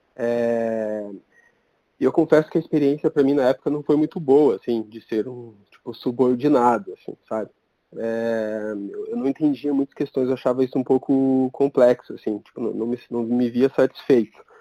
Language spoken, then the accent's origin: Portuguese; Curitiba, Paraná, Brazil; eu sou curitibano